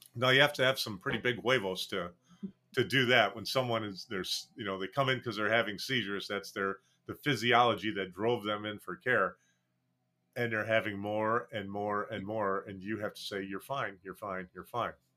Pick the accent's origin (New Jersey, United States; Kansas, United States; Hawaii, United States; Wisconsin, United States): Wisconsin, United States; when I grew up and first practiced, I practiced twenty-two miles from the Gonzaga State Clinic in, in my hometown